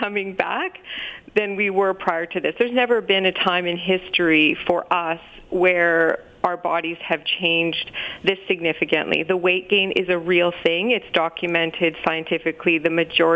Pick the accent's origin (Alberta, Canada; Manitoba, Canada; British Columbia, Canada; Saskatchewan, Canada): Saskatchewan, Canada; now in Ontario, Canada; I'm originally from Saskatchewan